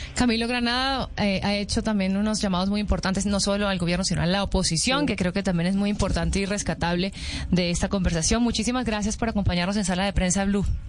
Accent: Venezuela; yo soy venezolana

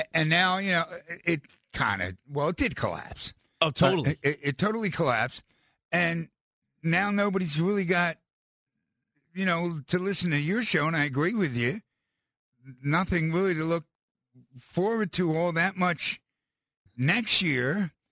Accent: Philadelphia, Pennsylvania, United States; As a Philadelphian

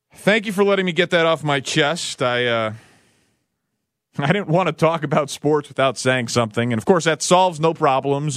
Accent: Chicago, Illinois, United States; my hometown of Chicago

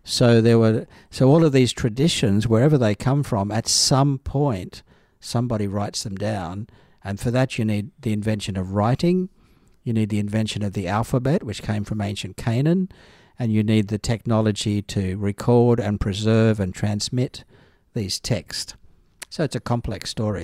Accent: Northern Rivers, New South Wales, Australia; also born or lived in Adelaide / Jerusalem; now in Brisbane, Australia; I was raised in the Church of Christ in the Northern Rivers of New South Wales

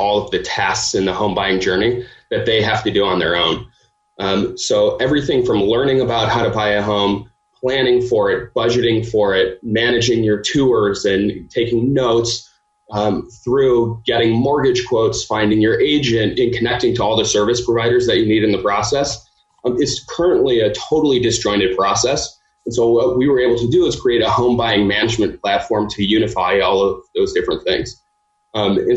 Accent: Cleveland, Ohio, United States; moved away as an adult; also born or lived in Michigan; now in Chicago, United States; So I grew up in Cleveland.

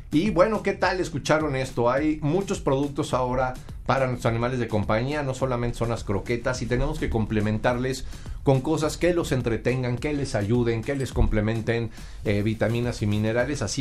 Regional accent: Sonora, Mexico; Yo creo que esto se parece mucho a lo que allá en, mi tierra consumen, que es la carne, seca, en Sonora.

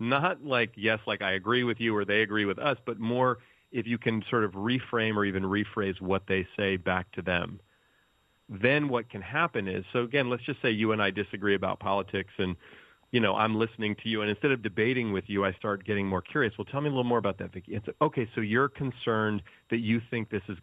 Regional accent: the Bay Area, California, United States; I grew up in the Bay Area where I still live

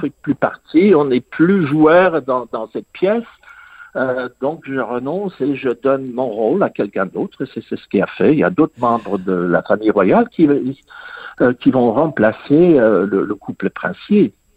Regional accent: England, United Kingdom; j'ai grandi en Angleterre

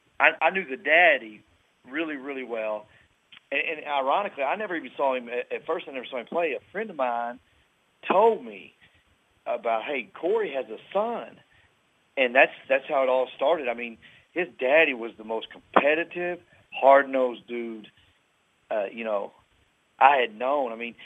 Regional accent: Owensboro, Kentucky, United States; I was born and raised in Owensboro, Kentucky.

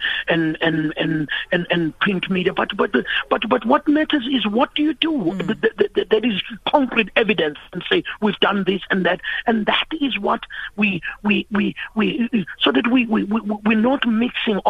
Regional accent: Durban, KwaZulu-Natal, South Africa; now in Johannesburg, South Africa; I'm a boy here who was born and raised in Durban, and I've been living in Joburg for more than 20 years.

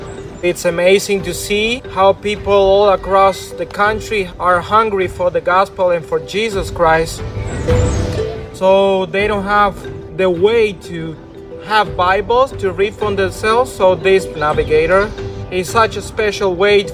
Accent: Ciego de Ávila, Cuba; I am from Ciego de Avila.

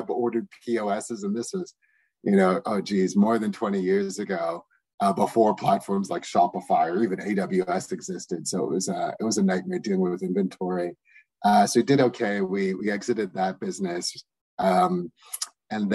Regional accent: Toronto, Ontario, Canada; moved away as an adult; we're originally from Toronto

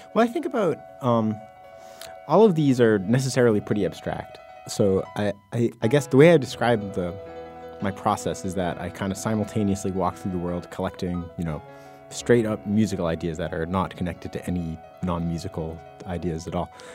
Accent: New England, United States; I grew up in the Mass, New Hampshire border

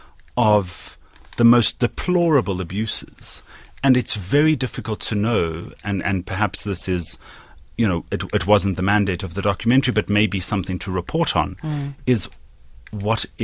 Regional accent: Johannesburg, Gauteng, South Africa; I have been privileged growing up in Johannesburg

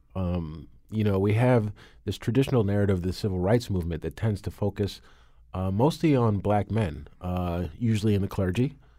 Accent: New Canaan, Connecticut, United States; growing up in New Canaan, Connecticut.

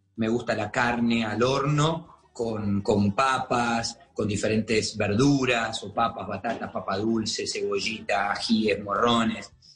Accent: Argentina; also born or lived in Colombia; now in Miami, United States

